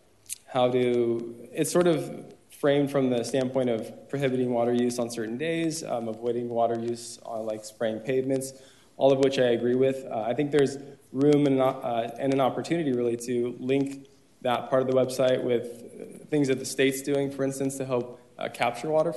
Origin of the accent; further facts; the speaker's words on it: Tustin, California, United States; also born or lived in Orange, California; Born and raised in Tustin, but moved to Orange